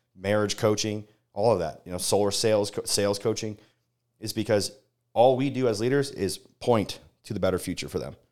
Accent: Las Vegas, Nevada, United States; moved away; born and raised in Las Vegas

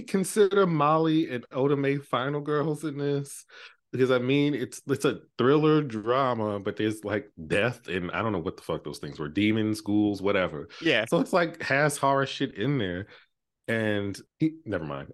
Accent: New York, United States; I'm from New York

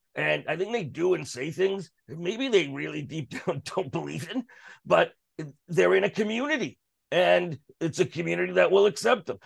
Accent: Canada; as a Canadian

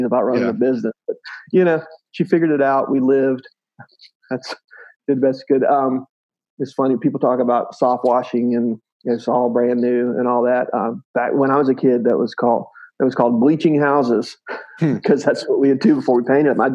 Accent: South Mississippi, United States; Grew up very poor in South Mississippi

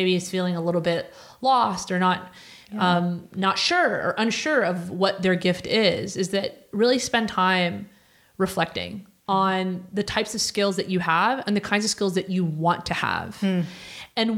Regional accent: Cairo, Cairo Governorate, Egypt; moved away; I lived in Egypt. I was born in Cairo

